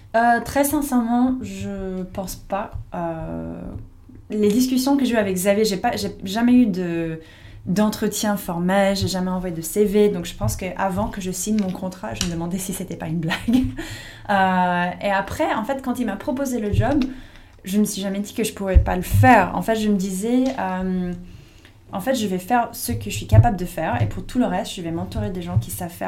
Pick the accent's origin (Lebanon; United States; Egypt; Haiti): United States; French is a second language; moved away as an adult; now in France; j'étais américaine